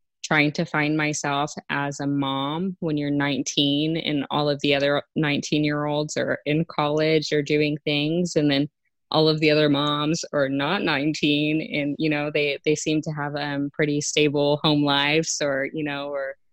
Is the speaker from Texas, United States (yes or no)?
yes; San Marcos, Texas, United States; moved away as an adult; also born or lived in Lubbock, Texas; now in Artesia, United States; I grew up in San Marcos, Texas, so Central Texas. I lived there until I was 13, and from there I moved to Lubbock